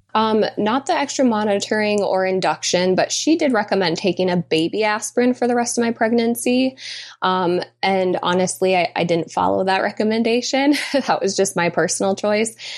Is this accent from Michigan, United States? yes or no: yes; Michigan, United States; we were both born and raised in Michigan, and we still live in Michigan